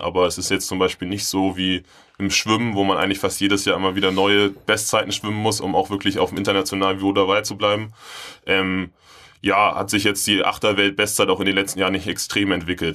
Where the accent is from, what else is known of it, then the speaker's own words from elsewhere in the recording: Hamburg, Germany; Bin in Bergedorf groß geworden